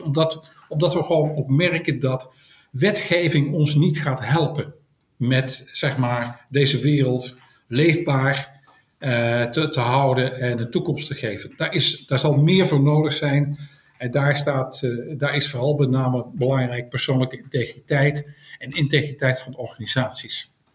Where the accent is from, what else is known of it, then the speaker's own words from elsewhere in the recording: Tilburg, North Brabant, Netherlands; now in Schoorl, Netherlands; ik kom van oorsprong uit Tilburg, maar ik woon op dit moment woon ik in Schorl aan de kust.